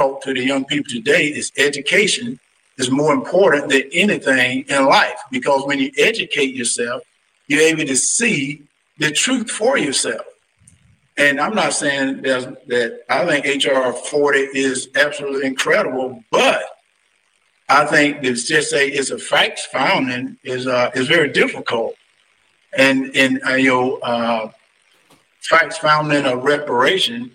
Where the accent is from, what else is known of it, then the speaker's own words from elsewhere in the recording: Deep South, United States; I'm from the Deep South.